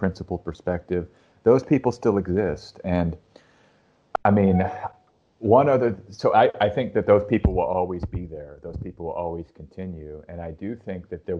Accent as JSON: {"language": "English", "town": "Austin", "region": "Texas", "country": "United States", "said": "I'm from Austin"}